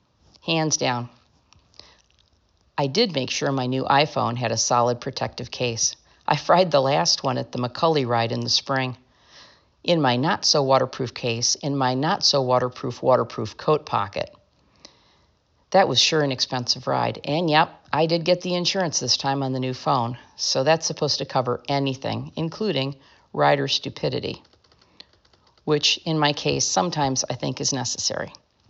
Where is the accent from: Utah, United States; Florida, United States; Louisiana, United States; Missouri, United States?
Florida, United States; Did I mention I was from Florida?